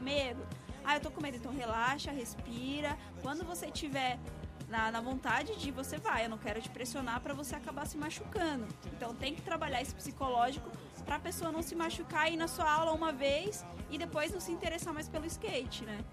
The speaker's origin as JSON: {"language": "Portuguese", "town": "São Bernardo do Campo", "region": "São Paulo", "country": "Brazil", "tie": "born or raised there", "said": "Eu sou de São Bernardo"}